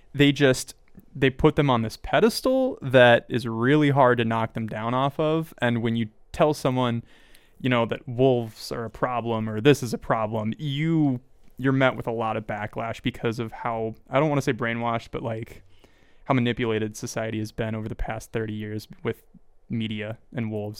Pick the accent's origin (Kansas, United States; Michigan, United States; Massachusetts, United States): Kansas, United States; I grew up in Kansas